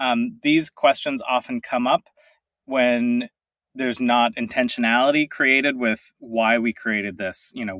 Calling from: Tacoma, Washington, United States; I am in Tacoma, Washington, just a little bit south of Seattle.

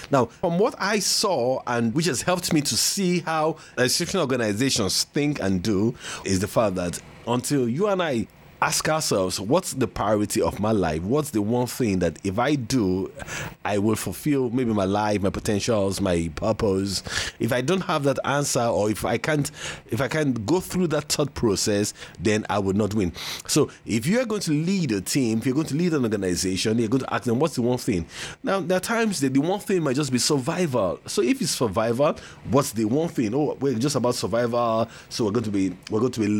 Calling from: Lagos, Nigeria; and I'm speaking from Lagos, Nigeria.

